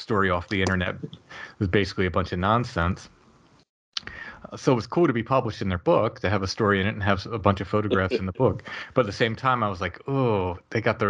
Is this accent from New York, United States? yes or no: no; Northern Maryland, United States; moved away as an adult; now in York County, Pennsylvania, United States; I grew up in Northern Maryland